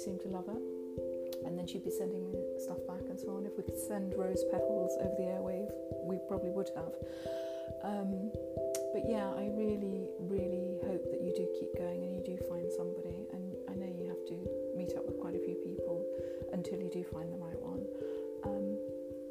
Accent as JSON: {"language": "English", "region": "southern England", "country": "United Kingdom", "accent": "southern England", "said": "It's a very southern England or British accent"}